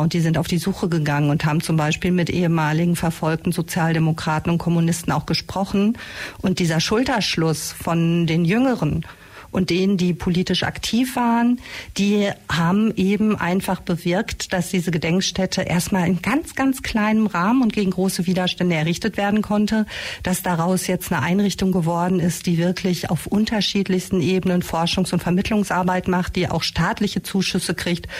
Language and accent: German; Castrop-Rauxel, North Rhine-Westphalia, Germany; now in Ulm, Germany; ich komme ursprünglich aus dem Ruhrgebiet, äh, aus dem naja, namentlich bekannten Castro Brauxel